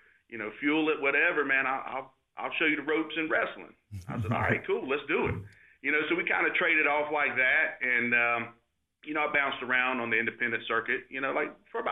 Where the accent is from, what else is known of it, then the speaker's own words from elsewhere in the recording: Concord, North Carolina, United States; I grew up in Concord